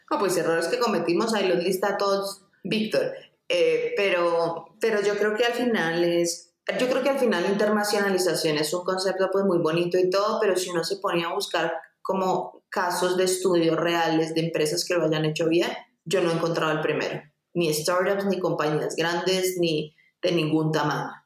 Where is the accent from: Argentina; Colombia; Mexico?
Colombia; acá en Colombia